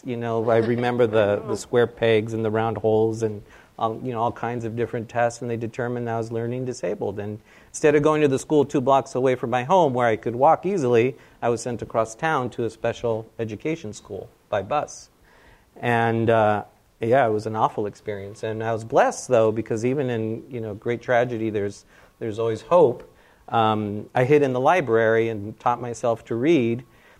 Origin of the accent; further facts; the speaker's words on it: United States; But I was born in the U.S.